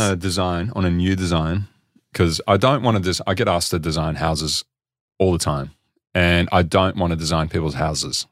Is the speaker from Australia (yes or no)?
yes; Australia; I'm actually from Australia